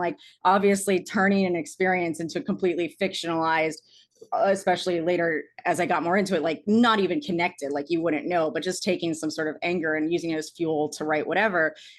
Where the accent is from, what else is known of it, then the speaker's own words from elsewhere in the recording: Arlington, Virginia, United States; like when I went to Chapman and I moved there from Arlington, Virginia